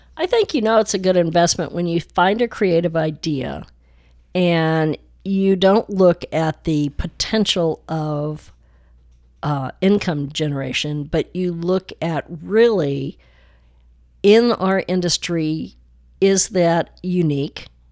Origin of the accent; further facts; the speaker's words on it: Chicago, Illinois, United States; also born or lived in Highland Park, Texas / West Dallas, Texas / France; now in Dallas, United States; I've always loved being a Chicagoan